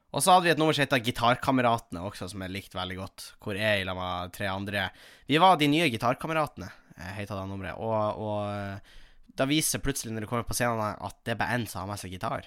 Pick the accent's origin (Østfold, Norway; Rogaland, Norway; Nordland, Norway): Nordland, Norway; Tjongsfjord; moved away; mamma som er revysjef hjemme i Tjongsfjord